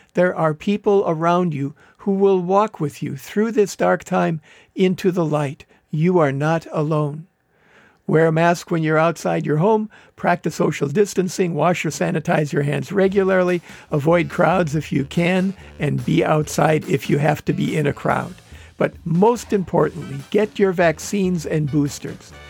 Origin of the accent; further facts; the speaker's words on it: Wisconsin, United States; moved away as an adult; now in California, United States; I grew up in Wisconsin